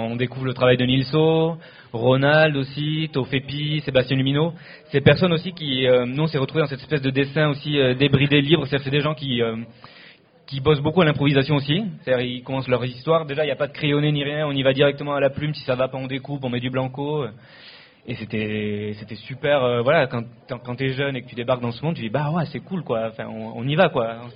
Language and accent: French; Spain; now in France; on vient d'Espagne